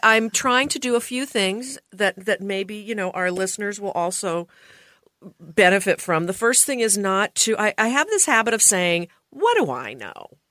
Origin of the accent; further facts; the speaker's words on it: Portland, Oregon, United States; my hometown of Oregon, I mean, of Portland